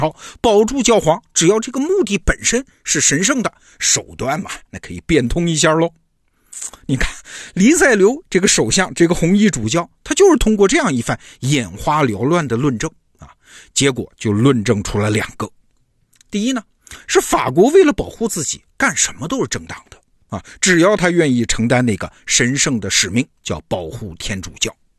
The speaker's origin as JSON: {"language": "Chinese", "country": "China", "said": "你看这套论证，我们中国人其实挺熟的啊。"}